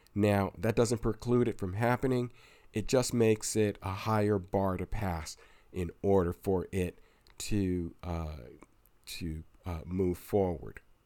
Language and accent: English; Pennsylvania, United States; my home state of Pennsylvania